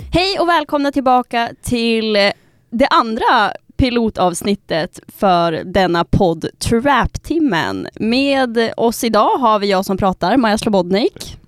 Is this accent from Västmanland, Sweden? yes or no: yes; Västerås, Västmanland, Sweden; moved away as an adult; now in Umeå, Sweden; är ursprungligen från Västerås